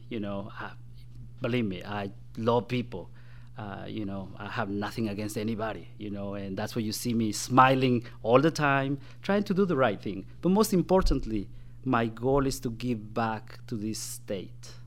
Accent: Guatemala; now in Indiana, United States; when I was in my home country of Guatemala. That's where I was born and raised.

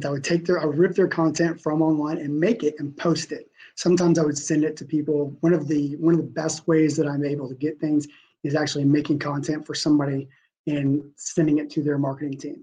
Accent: United States; my entire life of schooling, growing up in the States

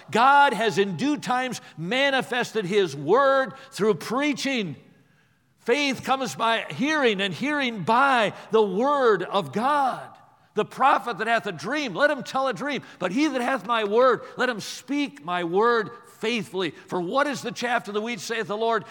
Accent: Watertown, Wisconsin, United States; I grew up in Watertown, Wisconsin

